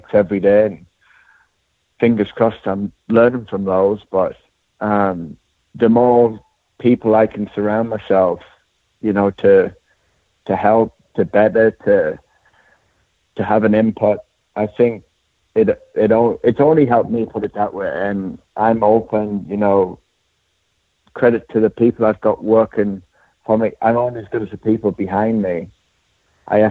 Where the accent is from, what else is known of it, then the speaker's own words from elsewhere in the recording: Durham, North East England, United Kingdom; moved away; also born or lived in Louisville, Kentucky; I'm from Durham, England, and went to University of Louisville